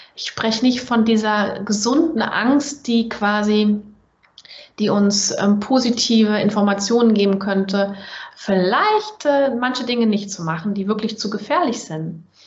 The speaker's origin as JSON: {"language": "German", "country": "Germany", "accent": "German", "said": "ich als Deutsche mit deutschem Akzent"}